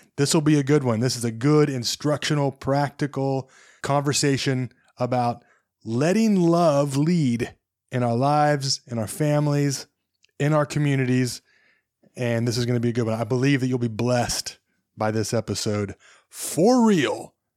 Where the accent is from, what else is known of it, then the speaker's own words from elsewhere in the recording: Southwest Kansas, United States; I'm from Southwest Kansas